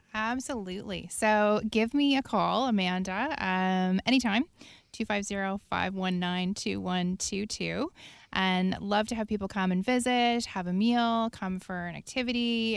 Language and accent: English; Prince Edward Island, Canada; now in Victoria, Canada; I'm from Prince Edward Island on the East Coast